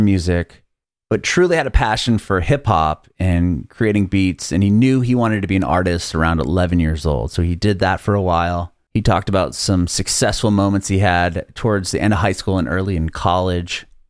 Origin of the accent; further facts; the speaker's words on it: San Diego, California, United States; moved away as an adult; now in Nashville, United States; I'm from Southern California, from San Diego